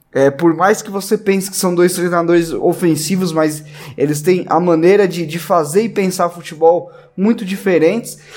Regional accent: São Paulo, Brazil; A gente é paulista

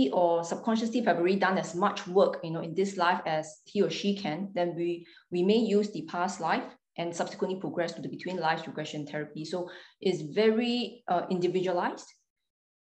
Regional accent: Singapore; I was born in Singapore. So I grew up there

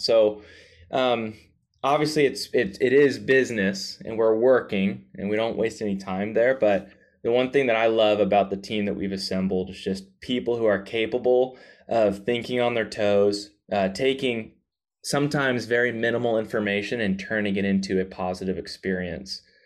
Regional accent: the Bible Belt, the South, United States; I was raised in the Bible Belt, the South.

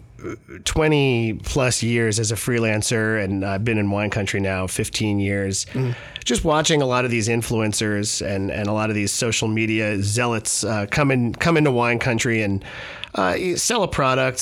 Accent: Long Island, New York, United States; moved away as an adult; now in Healdsburg, United States; I grew up on Long Island

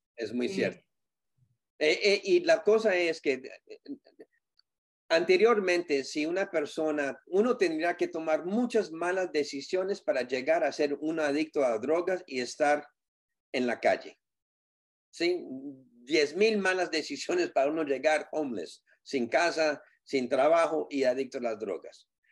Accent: Colombia; como decimos nosotros en Colombia

